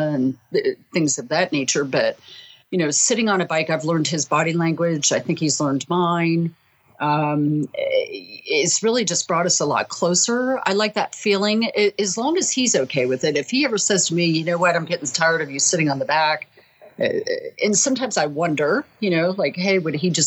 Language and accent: English; Salt Lake City, Utah, United States; I'm from Salt Lake City, Utah, and I am a sales manager at a television station